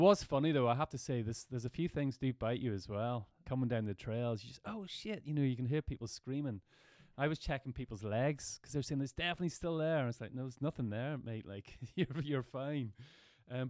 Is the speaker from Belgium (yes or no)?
no; Ireland; we're from Ireland